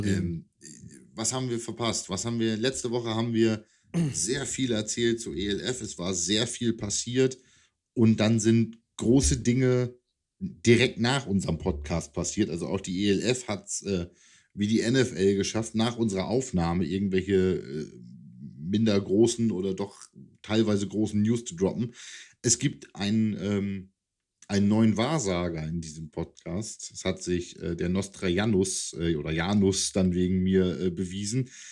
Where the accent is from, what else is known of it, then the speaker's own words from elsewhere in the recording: East Frisia, Lower Saxony, Germany; als Ostfriese